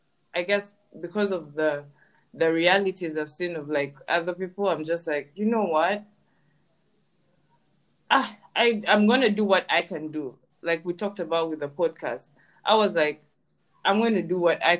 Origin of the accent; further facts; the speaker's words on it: Uganda; now in Canada; growing up in Uganda and then having grown up here